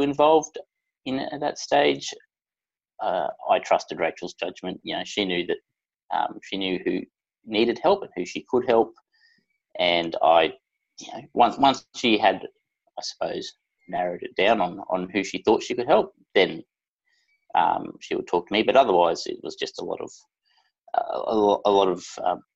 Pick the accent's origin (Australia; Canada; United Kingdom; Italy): Australia; Brisbane, Queensland; I'm from Brisbane in Queensland, Australia.